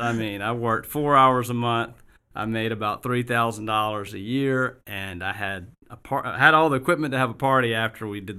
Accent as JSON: {"language": "English", "town": "Augusta", "region": "Georgia", "country": "United States", "tie": "born or raised there", "also_born_or_lived": "Colorado", "moved": "as an adult", "said": "I grew up in Augusta"}